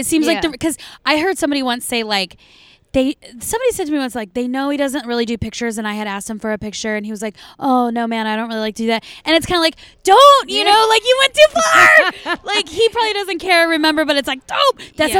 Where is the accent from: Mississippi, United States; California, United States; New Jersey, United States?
California, United States; San Diego; moved away; And I'm originally from San Diego.